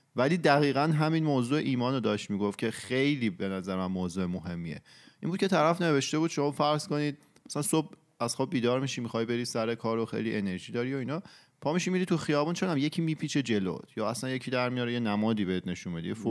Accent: Iran; ماهایی که تو ایران بزرگ شدیم

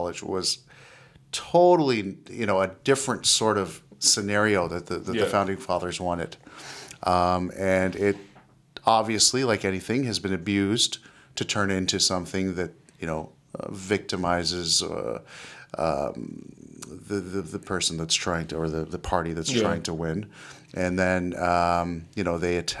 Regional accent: Canada; I'm a Canadian

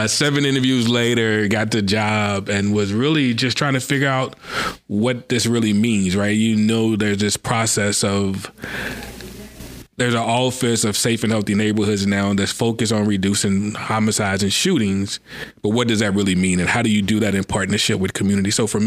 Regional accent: Louisville, Kentucky, United States; born and raised in Louisville, this is home.

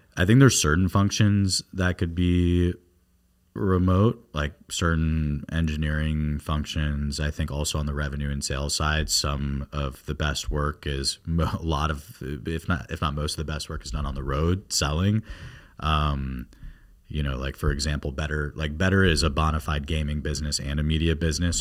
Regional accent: South Florida, United States; moved away as an adult; also born or lived in New York; I'm from South Florida. And when I was growing up down here

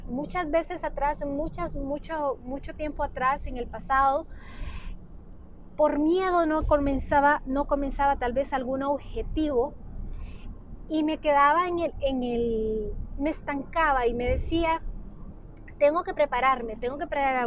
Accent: Honduras; also born or lived in Tegucigalpa; soy de Honduras, radicó en la ciudad de Tegucigalpa

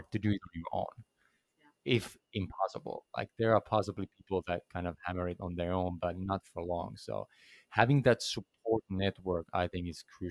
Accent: Finland; I come from Finland

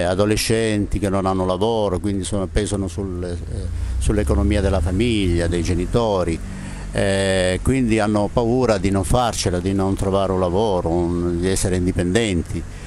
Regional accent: Taurianova, Calabria, Italy; moved away; also born or lived in Genoa; sono di Taurianova

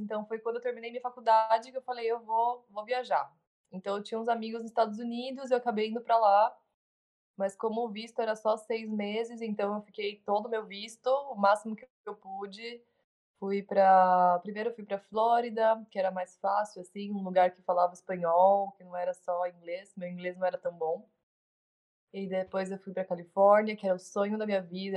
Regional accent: Brazil; moved away as an adult; also born or lived in São Paulo; now in Uruguay; sou brasileira, eu amo meu país

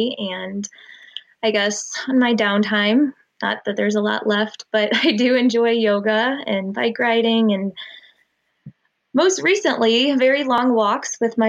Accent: St. Louis, Missouri, United States; I'm born and raised in St. Louis. I'm married to amazing … almost 4 years now. I'm new mother to … We call him … And I'm a Christian.

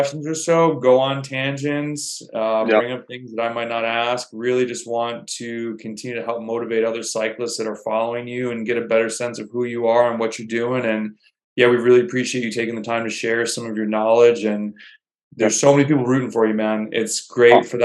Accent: Rochester, New York, United States; moved away; I'm from Rochester originally.

